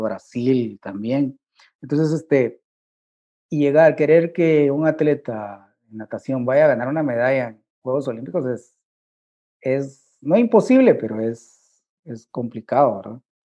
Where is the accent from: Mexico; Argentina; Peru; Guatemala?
Guatemala; como guatemalteco